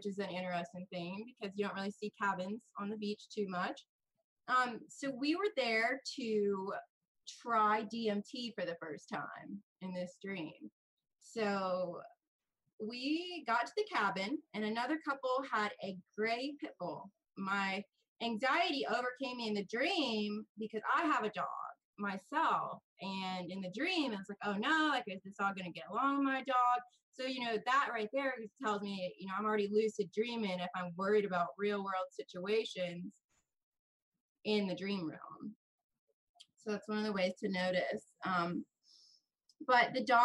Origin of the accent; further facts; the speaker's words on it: United States; I am from the United States.